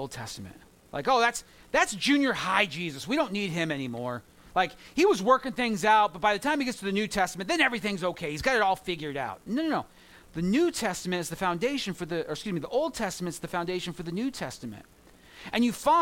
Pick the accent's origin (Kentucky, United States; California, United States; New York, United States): California, United States; Southern; I grew up in Southern California where gangs are a thing